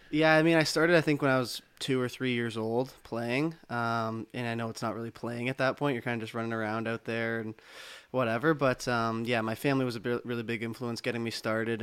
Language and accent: English; Toronto, Ontario, Canada; I'm from Toronto, uh, yeah. Uh, just outside in Etobicoke